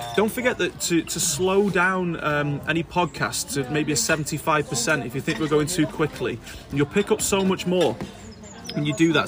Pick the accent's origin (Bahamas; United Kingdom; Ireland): United Kingdom; Leeswood, Wales; I'm from Leeswood